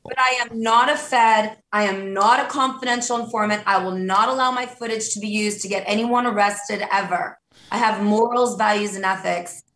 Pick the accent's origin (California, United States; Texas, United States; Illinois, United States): California, United States; Malibu; moved away as an adult; also born or lived in Beverly Hills, California / Indiana / Aspen, Colorado; now in Washington, D.C., United States; I grew up in Malibu